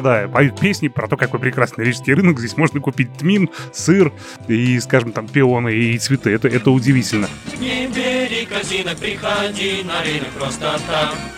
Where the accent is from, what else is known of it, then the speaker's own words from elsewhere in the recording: Riga, Latvia; moved away as an adult; now in Moscow, Russia; я журналист из Риги, который сейчас работает в Москве на телевидении, на радио